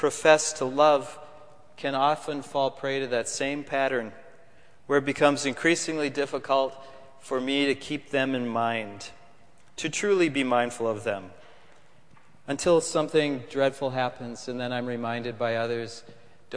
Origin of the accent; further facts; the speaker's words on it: Minnesota, United States; moved away as an adult; now in Connecticut, United States; I come from Minnesota